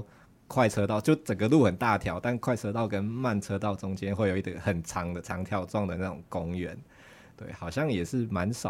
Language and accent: Chinese; Chiayi, Taiwan; 我说说我是嘉义人，好像不太会，都会指他是嘉义县人这样子吗？